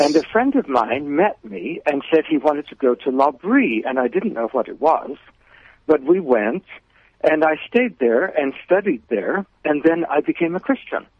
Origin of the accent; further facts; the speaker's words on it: California, United States; moved away as an adult; I was born in California and lived there until I was 27